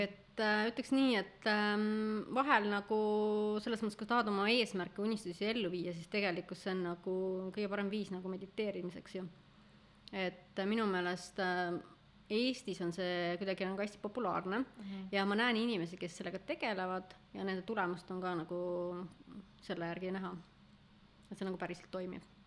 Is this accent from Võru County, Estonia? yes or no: yes; Võru, Võru County, Estonia; moved away; ma sündisin ja kasvasin, käisin koolis Võrus